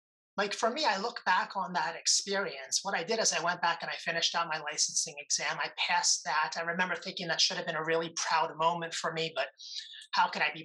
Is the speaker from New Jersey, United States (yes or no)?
yes; Trenton, New Jersey, United States; I was born in Trenton, New Jersey, to young parents